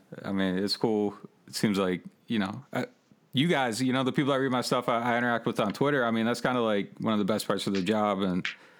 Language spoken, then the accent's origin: English; Pennsylvania, United States; moved away as an adult; also born or lived in Massachusetts; All right, well, yeah, I grew up in Pennsylvania.